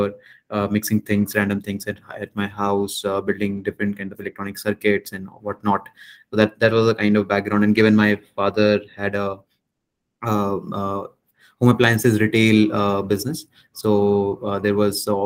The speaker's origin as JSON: {"language": "English", "town": "Deoband", "region": "Uttar Pradesh", "country": "India", "tie": "born or raised there", "also_born_or_lived": "Roorkee", "said": "my childhood was based in a very small town near Roorkee. It's called Deoband. It falls in Uttar Pradesh. That's where I was born and brought up"}